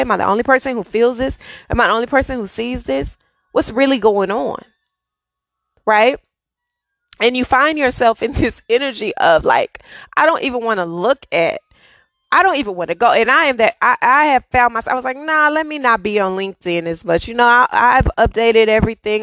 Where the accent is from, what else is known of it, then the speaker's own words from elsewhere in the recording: Dallas, Texas, United States; I'm born and raised in Dallas